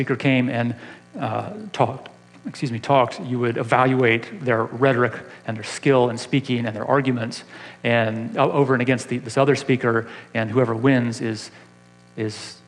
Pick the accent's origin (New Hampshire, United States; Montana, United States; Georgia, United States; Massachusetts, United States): Georgia, United States; Atlanta; moved away; I grew up in Atlanta